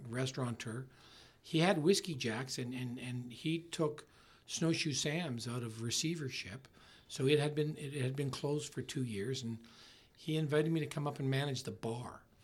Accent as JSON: {"language": "English", "town": "Winnipeg", "region": "Manitoba", "country": "Canada", "also_born_or_lived": "Brandon, Manitoba", "moved": "as an adult", "lives_now": "Okanagan Valley, Canada", "said": "I'm from Winnipeg"}